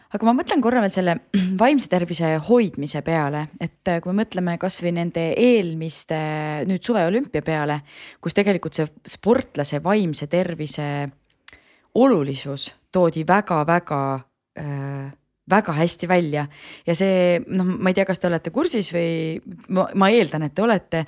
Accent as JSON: {"language": "Estonian", "town": "Rõuge", "region": "Võru County", "country": "Estonia", "said": "mina olen ka Lõuna-Eestist, ma olen Rõugest pärit"}